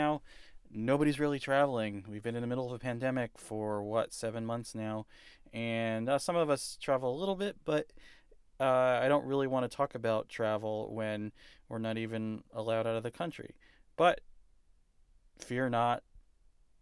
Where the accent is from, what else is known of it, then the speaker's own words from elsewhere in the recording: New Jersey, United States; we're both from New Jersey